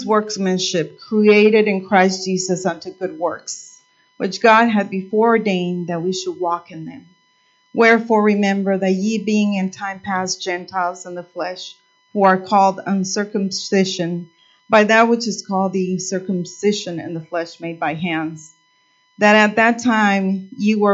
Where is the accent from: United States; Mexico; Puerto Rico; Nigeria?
Mexico; moved away; I was born in Mexico, and I come from, you know, a poor area